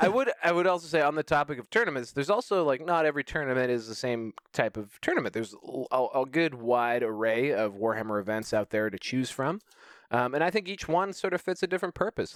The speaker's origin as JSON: {"language": "English", "country": "Canada", "said": "as a Canadian"}